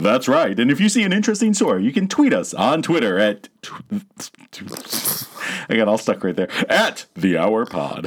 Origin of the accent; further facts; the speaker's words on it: Virginia, United States; also born or lived in Loudoun County, Virginia; now in Michigan, United States; I'm from Virginia